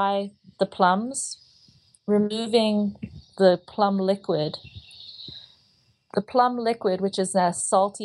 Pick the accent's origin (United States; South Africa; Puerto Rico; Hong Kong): Hong Kong; moved away; also born or lived in Southeast Asia; I grew up in Hong Kong